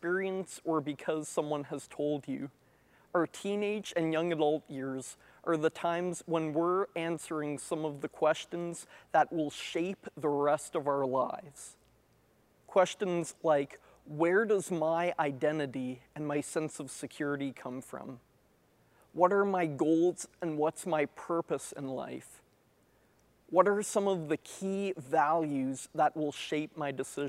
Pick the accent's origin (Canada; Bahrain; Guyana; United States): Canada; Moncton, New Brunswick; also born or lived in Ottawa; I was born in Ottawa, but grew up in Moncton